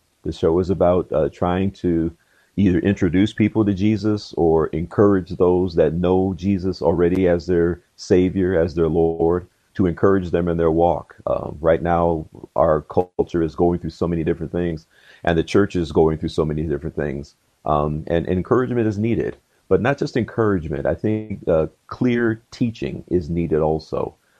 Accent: Georgia, United States; born there; I was originally born in Georgia. My dad was in the military, so we traveled around quite a bit.

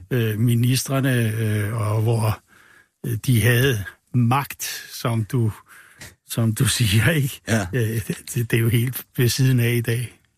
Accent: Humlebæk, Capital Region of Denmark, Denmark; Hun er altså- fra Nordjylland, og jeg er fra Humlebæk.

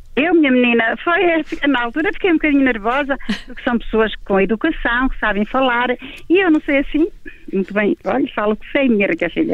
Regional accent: Portugal; aqui na minha aldeia não havia luz

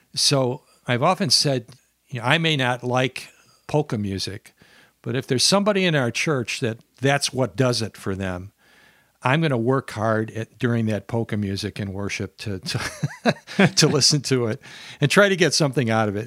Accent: Minnesota, United States; I'm from Minnesota here in the southern half of Minnesota.

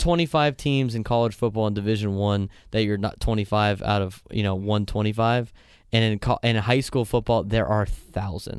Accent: San Diego, California, United States; I grew up in Scripps

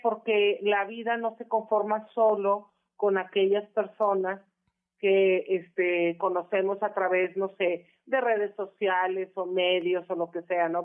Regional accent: Monterrey, Nuevo León, Mexico; Monterrey, Nuevo León, que es donde de donde soy originaria

